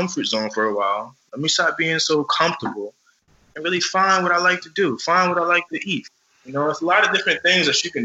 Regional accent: Morristown, United States; We came from the Oaks, you know, you were one of my first friends in Morristown ever.

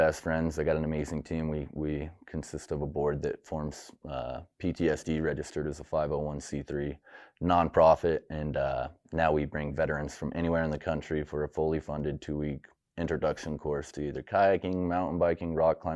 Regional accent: Pocatello, Idaho, United States; I was born and raised here in Pocatello

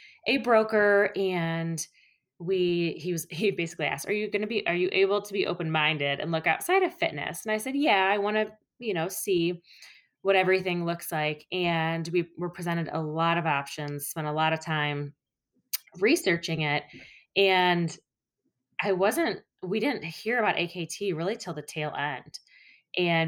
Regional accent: Toledo, Ohio, United States; now in Cincinnati, United States; I was born and raised in Toledo, Ohio. So I'm not native to the Cincinnati area

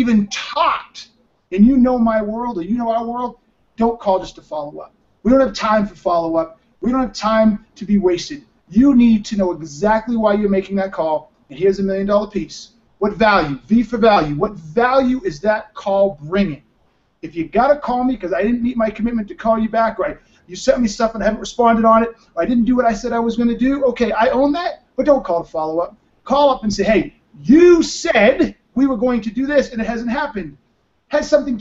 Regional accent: Boston, Massachusetts, United States; now in Denver, United States; I'm from Boston and live in Denver now

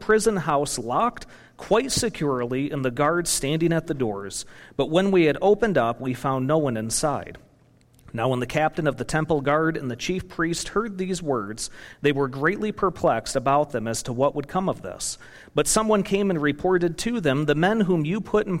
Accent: Michigan, United States; moved away as an adult; also born or lived in Kentucky / Indiana; now in Wisconsin, United States; I was born and raised in Michigan

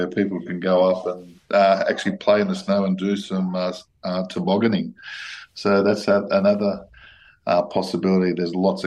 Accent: Sydney, New South Wales, Australia; now in Canberra, Australia; I'm originally from Sydney, and I've lived here for the last 23 years

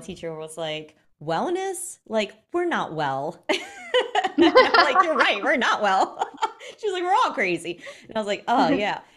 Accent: South Hill, Virginia, United States; from South Hill, Virginia

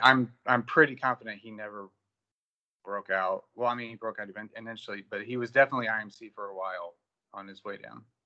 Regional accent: Indiana, United States; moved away as an adult; now in Fort Worth, United States; I'm originally from Indiana, grew up there, went to Purdue, graduated.

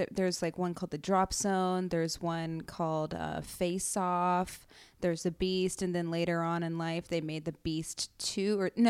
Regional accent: Pickerington, Ohio, United States; Columbus. Pickerington, to be more specific, but okay. it's a suburb right outside of Columbus, Ohio.

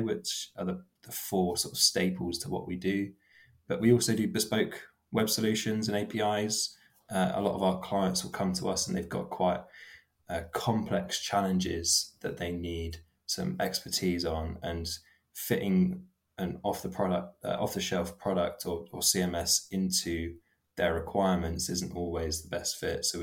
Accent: Bournemouth, South West England, United Kingdom; also born or lived in Poole; So I'm from Bournemouth. I've always been in Poole and Bournemouth my whole life.

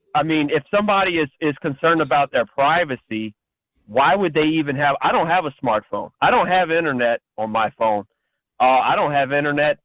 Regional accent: Louisiana, United States; I'm from Louisiana

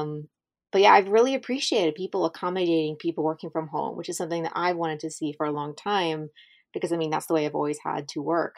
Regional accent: Southern Ohio, United States; moved away as an adult; also born or lived in Kentucky / Virginia / the South; growing up in a small place

